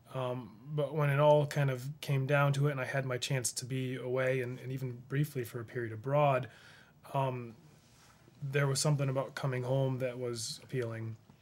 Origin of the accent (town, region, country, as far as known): Rushville, United States; born or raised there